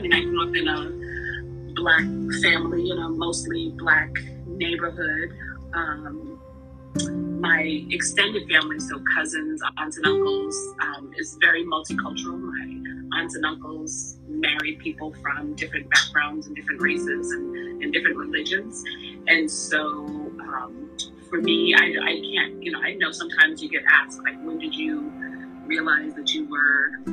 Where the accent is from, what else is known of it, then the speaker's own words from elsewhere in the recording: Boston, Massachusetts, United States; Born and raised Boston